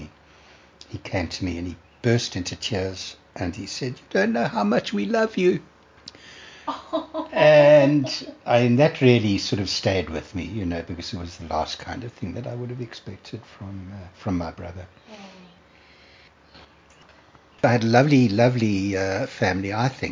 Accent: Durban, KwaZulu-Natal, South Africa; I was born in Durban in 1948

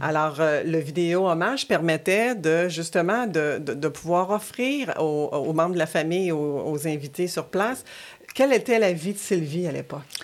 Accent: Quebec City, Quebec, Canada; also born or lived in Rimouski, Bas-Saint-Laurent; je suis native du Bas-Saint-Laurent, de Rimouski. je, suis venue habiter à Québec avec ma famille à l'âge de 6 ans

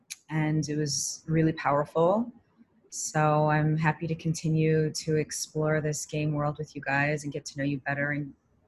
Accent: New York, United States; moved away as an adult; now in Israel; I'm originally from New York, but I've been based in Israel for the last 7 years

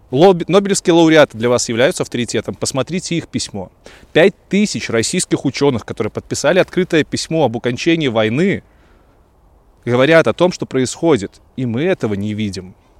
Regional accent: Belarus; moved away as an adult; also born or lived in Kyiv, Ukraine; как истинный белорус

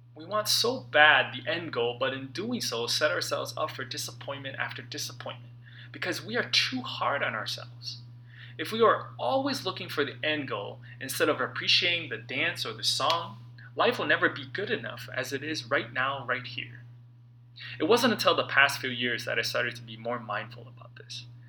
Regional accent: St. Louis Park, Minnesota, United States; now in Los Angeles, United States; I was back in my hometown for the holidays, sitting at a table at Supermoon Buffet, an Asian, mostly Chinese food buffet in St. Louis Park, Minnesota.

